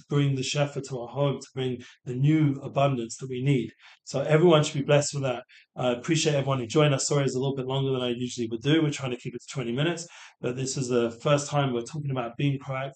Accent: England, United Kingdom; moved away; growing up in England, you develop a little, I'm not making excuses, but you get a bit of a sarcastic kind of sense of humor. So I'm going back to London

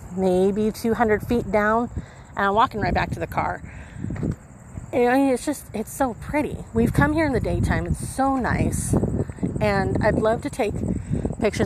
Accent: Holtville, California, United States; now in El Centro, United States; my hometown of Holtville

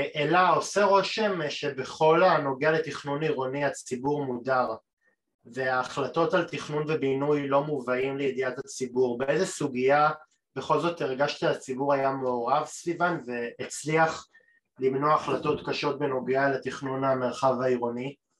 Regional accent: Tel Aviv, Tel Aviv District, Israel; עבורי כתל כתל אביבי זה אטרקציה

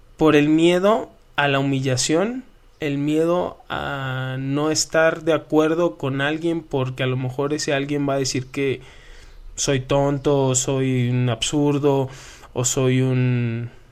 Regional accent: Culiacán, Sinaloa, Mexico; yo vengo de Culiacán, Sinaloa

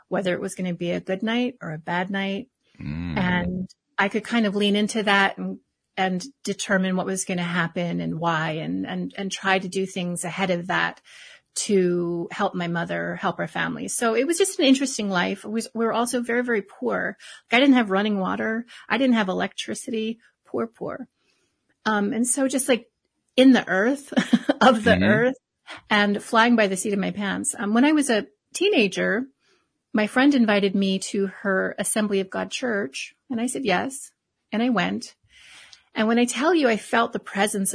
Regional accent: Hawaii, United States; I was born and raised in Hawaii

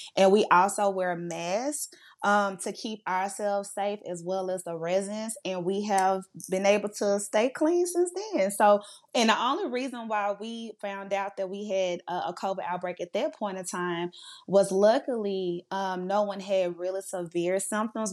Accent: Monroe, Louisiana, United States; I am from Monroe, Louisiana

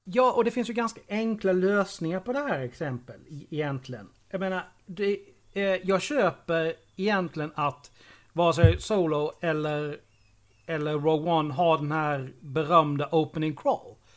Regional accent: Karlshamn, Blekinge, Sweden; 4 kilometer utanför eh, Karlshamn där jag växte upp.

